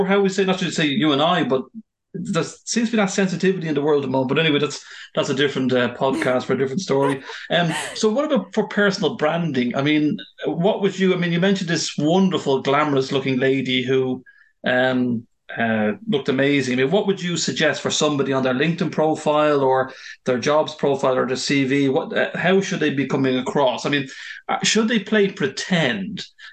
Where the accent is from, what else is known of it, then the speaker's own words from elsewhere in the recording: Ireland; moved away as an adult; I'm from Ireland, but I've lived abroad for a number of years. And when I came back to Ireland